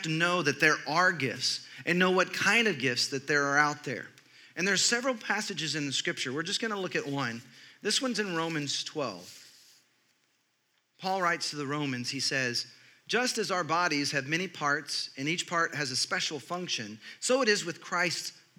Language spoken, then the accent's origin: English; Texas, United States; I grew up in Texas